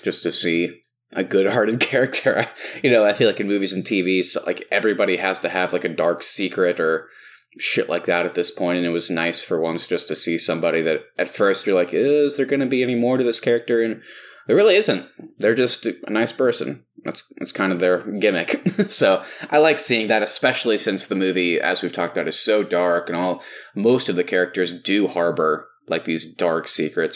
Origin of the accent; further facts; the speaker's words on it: Texas, United States; all of us growing up in Texas